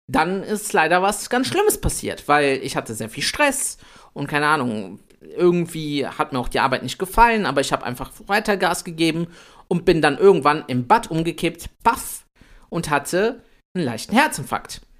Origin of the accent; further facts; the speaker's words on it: Italy; Ich bin der kleine Italiener.